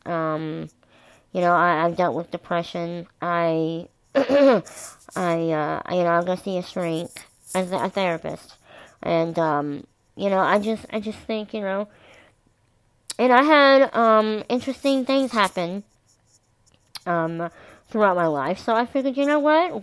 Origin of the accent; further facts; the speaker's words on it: Kentucky, United States; I'm from Kentucky.